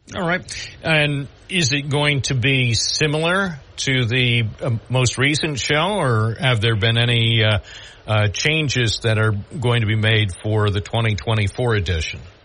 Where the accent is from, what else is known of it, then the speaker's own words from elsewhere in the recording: Southern Tier, New York, United States; I've lived in the southern tier all my life